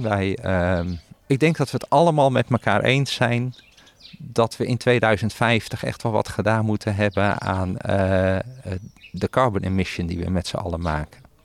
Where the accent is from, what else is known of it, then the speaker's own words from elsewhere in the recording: Netherlands; also born or lived in Belgium; wij in Nederland